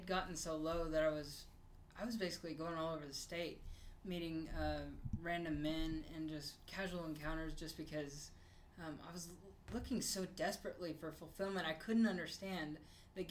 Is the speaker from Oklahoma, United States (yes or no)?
yes; Bartlesville, Oklahoma, United States; I grew up in Bartlesville, Oklahoma